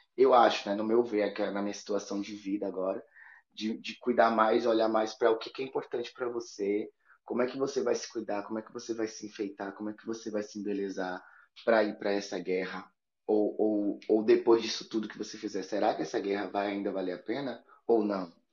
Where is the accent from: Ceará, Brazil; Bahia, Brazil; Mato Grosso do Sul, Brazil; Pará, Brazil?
Bahia, Brazil; moved away; also born or lived in Europe; sou baiano e, e sou filho da Oxum